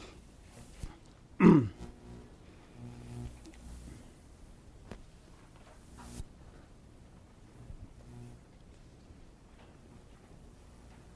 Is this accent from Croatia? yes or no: no; India; now in United States; growing up in India